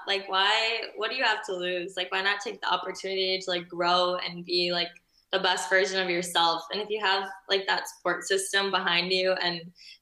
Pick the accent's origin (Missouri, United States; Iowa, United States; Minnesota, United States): Minnesota, United States; moved away as an adult; now in Rome, Italy; I'm from Minnesota